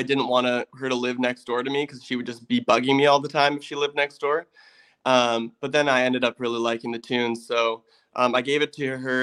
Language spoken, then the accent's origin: English; Canada; growing up in Canada and stuff and playing in a band